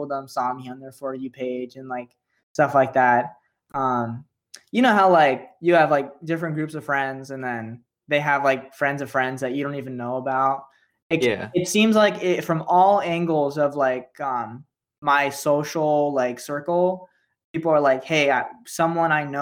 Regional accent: Sacramento, California, United States; moved away as an adult; now in New York, United States; I grew up in Sacramento.

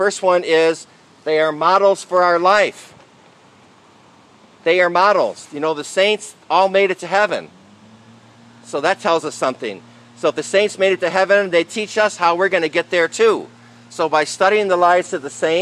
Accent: Michigan, United States; I'm from Michigan

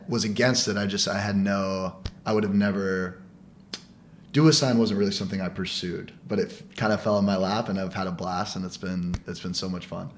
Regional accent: United States; moved away as an adult; now in New York, United States; I applied for the Olive Garden in my hometown, like in Abilene, which is like it was oh. like the oh. neighboring town of my hometown

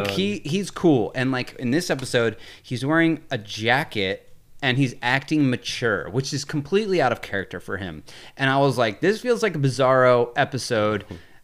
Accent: East Bay, California, United States; we're all from the East Bay.

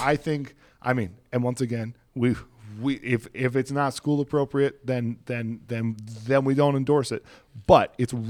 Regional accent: Kansas City, Missouri, United States; I was born and raised in Kansas City, Missouri. So I grew up a Chiefs fan, Royals fan, all that kind of stuff.

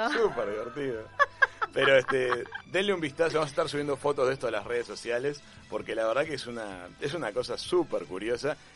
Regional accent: Argentina; yo soy argentina

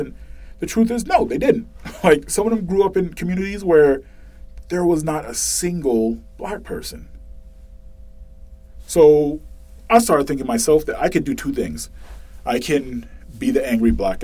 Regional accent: Boston, Massachusetts, United States; moved away; growing up in Boston

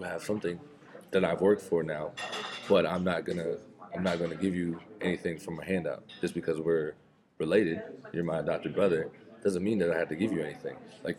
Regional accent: Jacksonville, Florida, United States; the Jags, my hometown team.

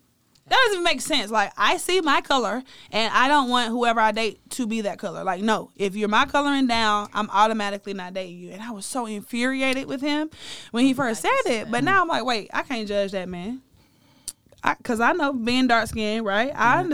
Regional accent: the South, United States; Like I told you, when I was growing up in the South, if you weren't thick, nobody was looking at you per se.

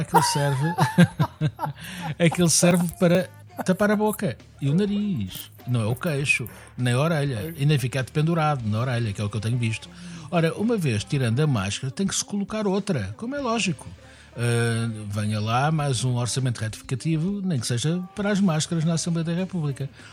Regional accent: Lisbon, Portugal; eu, como Lisboeta

